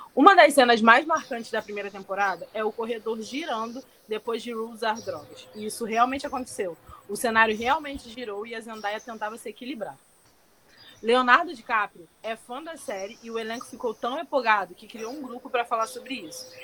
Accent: Rio de Janeiro, Brazil; a gente é carioca

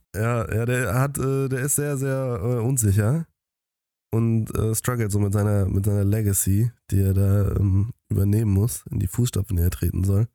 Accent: Germany; als Deutsche

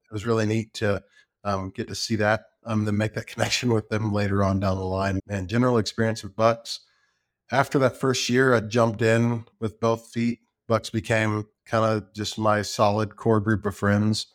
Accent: Round Rock, Texas, United States; also born or lived in Lubbock, Texas; now in Georgetown, United States; I grew up in Round Rock.

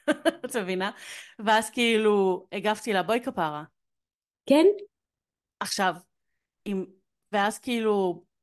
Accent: Yehud, Central District, Israel; אני מיהוד

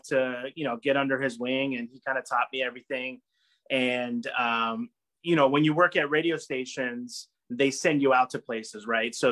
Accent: California, United States; now in Rhode Island, United States; I'm originally from California. I actually moved to Rhode Island by complete accident.

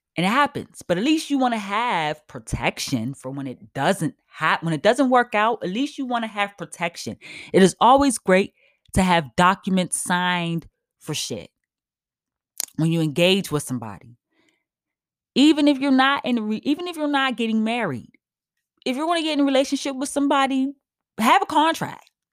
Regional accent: United States; also born or lived in New York; I'm black as hell, I'm American as fuck

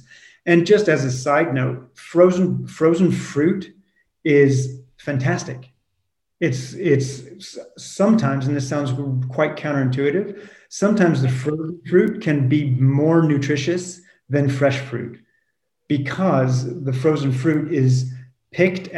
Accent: California, United States; moved away as an adult; also born or lived in France; I grew up in California.

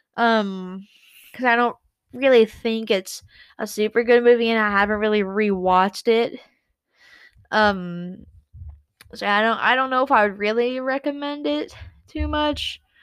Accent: United States; I'm American.

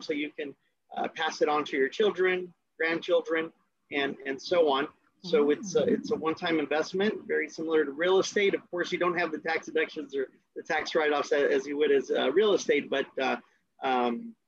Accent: Brownsville, Texas, United States; also born or lived in Dallas-Fort Worth, Texas; I was born and raised in Brownsville, Texas

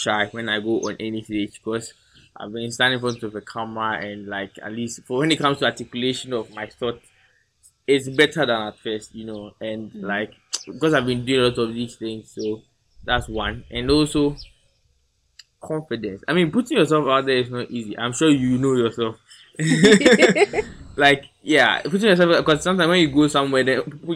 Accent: Ghana; being a Ghanaian

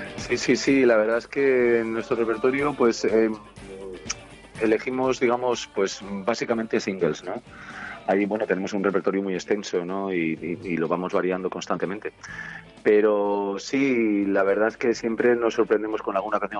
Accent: Segovia, Castile and León, Spain; Somos de Segovia

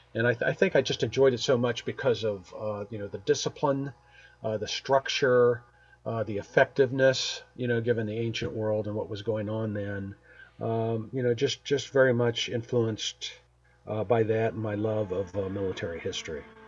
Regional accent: Springfield, United States; born, born and raised in Springfield

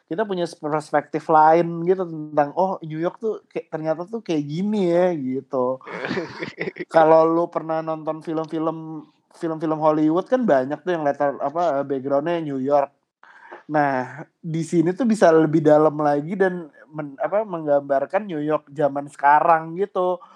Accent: Jakarta, Indonesia; Ya kalau gue tuh suka itu pertama ya karena kita kan sebagai orang Jakarta

